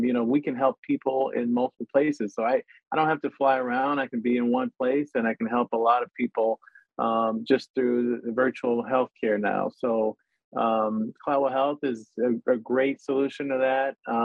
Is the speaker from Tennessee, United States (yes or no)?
yes; Tennessee, United States; moved away as an adult; also born or lived in New England / Portsmouth, New Hampshire / Hilo, Hawaii; now in Hawaii, United States; I was born and raised in Tennessee